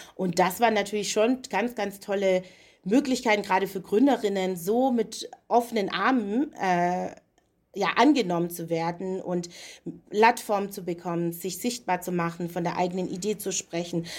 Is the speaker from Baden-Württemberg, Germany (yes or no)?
yes; Stuttgart, Baden-Württemberg, Germany; moved away as an adult; also born or lived in Leipzig / Berlin; ich bin in Stuttgart geboren, dort aufgewachsen